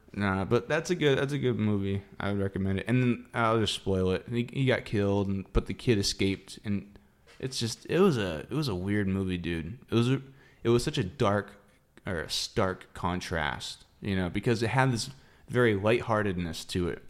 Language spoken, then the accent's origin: English; Palm Coast, Florida, United States; I grew up in Palm Coast. That's North Florida.